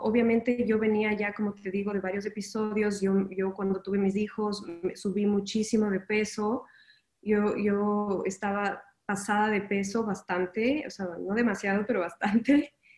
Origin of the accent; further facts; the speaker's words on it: Ecuador; moved away as an adult; now in Miami, United States; me mudé de, Ecuador, yo soy ecuatoriana y me mudé a, Miami